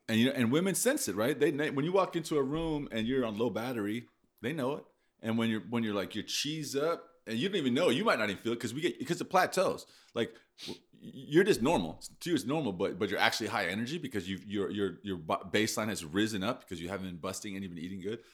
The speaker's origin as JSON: {"language": "English", "country": "United States", "said": "I'm an American"}